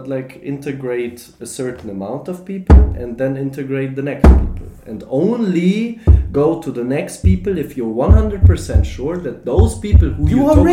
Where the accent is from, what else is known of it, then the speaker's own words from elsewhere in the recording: Germany; moved away; I grew up in Germany. I lived there.